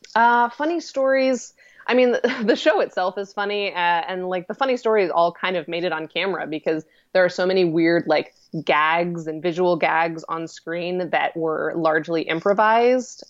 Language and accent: English; Colorado, United States; moved away as an adult; also born or lived in Seattle, Washington / Oregon; now in New York, United States; I was actually born in Seattle, Washington, but I only lived there for about two years, so it, it, it's fundamentally, I grew up in Colorado. Colorado was my hometown.